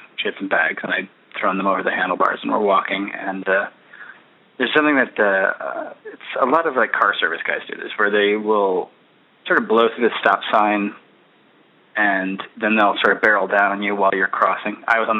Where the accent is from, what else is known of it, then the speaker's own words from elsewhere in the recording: United States; being afraid of black people, that happens because I'm American.